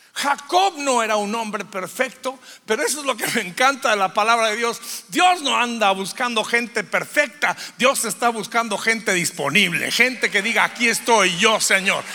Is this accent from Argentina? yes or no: no; Durango, Mexico; Soy de Durango.